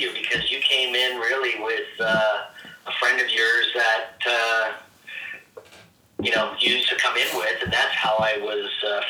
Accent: Oakville, Ontario, Canada; also born or lived in Mississauga; now in Grimsby, Canada; I've spent most of my life in Oakville. We moved here from Mississauga. I think I was in grade 2.

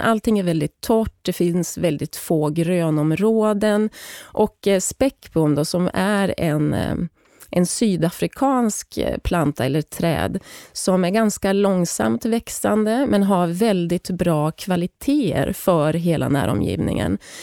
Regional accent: Hälsingland, Gävleborg County, Sweden; moved away as an adult; now in South Africa; Jag är född och uppvuxen i Hälsingland

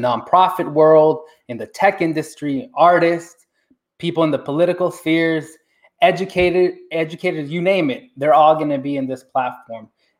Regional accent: Bay Area, California, United States; I'm from the Bay Area.

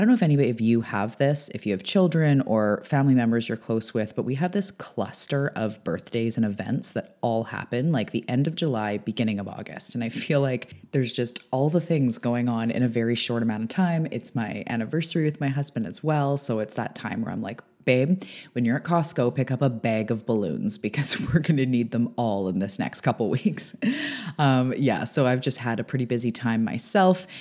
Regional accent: Canada; also born or lived in Vancouver Island; I am a Canadian. I'm an island girl

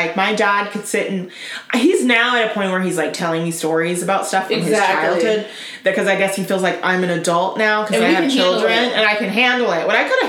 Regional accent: Florida, United States; I mean, I grew up in Florida

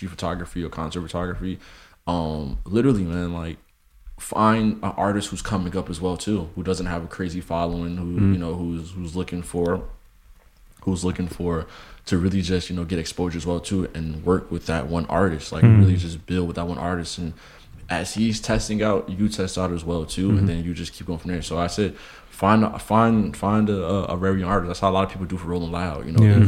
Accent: Newark, New Jersey, United States; I'm from Newark

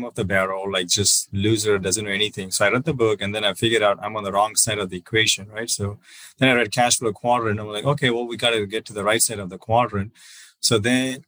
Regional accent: South India, India; moved away as an adult; also born or lived in Southern California; now in United States; I'm originally from South India. I came here in 2008, did my master's in mechanical engineering.

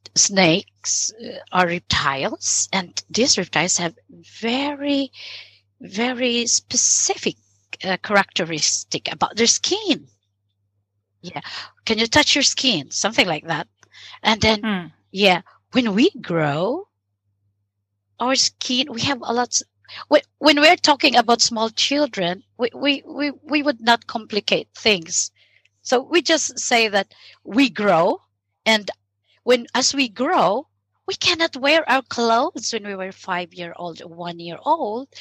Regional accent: Philippines; moved away as an adult; also born or lived in Sweden; now in Lund, Sweden; my home country, which is the Philippines.

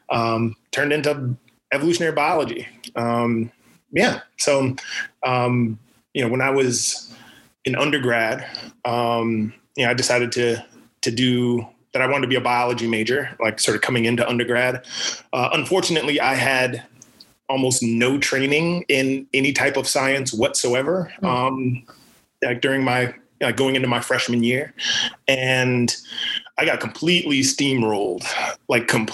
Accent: Sumter, South Carolina, United States; moved away as an adult; also born or lived in Rochester, New York; now in Los Angeles, United States; I was raised in South Carolina, in the deep South, raised in a small town called Sumter

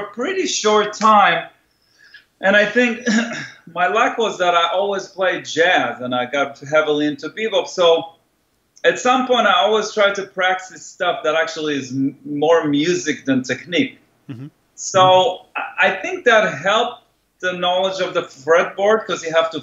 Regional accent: Israel; moved away; I grew up in Israel

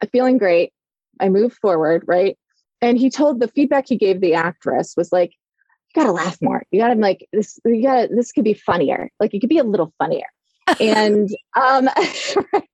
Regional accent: Illinois, United States; We're both from Illinois.

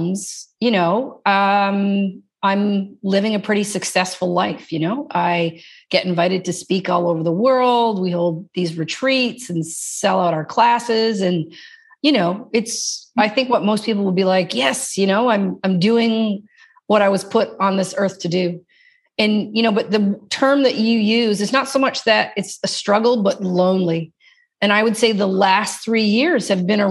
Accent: Newfoundland and Labrador, Canada; I'm from Newfoundland, which is a teeny tiny province outside

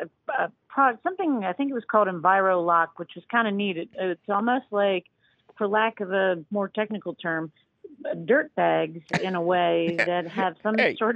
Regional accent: Harleysville, Pennsylvania, United States; Harleysville, yep. I'm from Harleysville.

